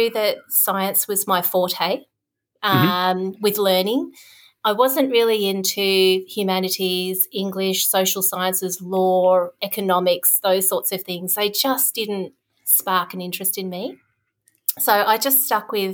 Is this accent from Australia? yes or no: yes; Darwin, Northern Territory, Australia; moved away as an adult; also born or lived in Victoria, Australia; I grew up in Darwin, which is in the Northern Territory, right at the top of Australia, in the tropics